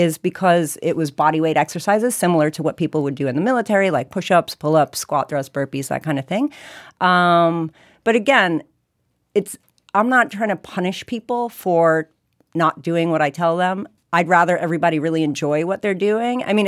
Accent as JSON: {"language": "English", "region": "New York", "country": "United States", "said": "I'm also from New York"}